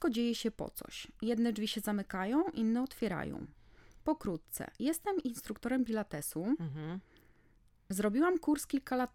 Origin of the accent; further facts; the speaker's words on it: Warsaw, Masovian Voivodeship, Poland; Jestem z Warszawy, moja córka studiuje w Londynie na King's College of London.